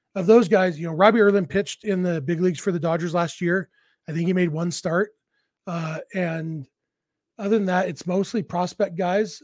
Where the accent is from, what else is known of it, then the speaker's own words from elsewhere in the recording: Southern California, United States; moved away as an adult; now in Utah, United States; I, I grew up in Southern California